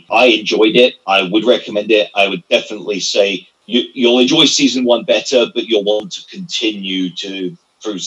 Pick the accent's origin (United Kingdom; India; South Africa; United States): United Kingdom; England; I'm being as polite as an Englishman generally is